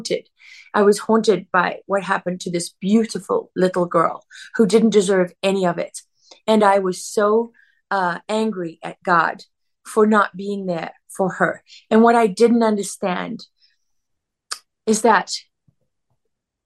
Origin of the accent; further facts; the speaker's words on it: South Africa; As a young girl growing up in South Africa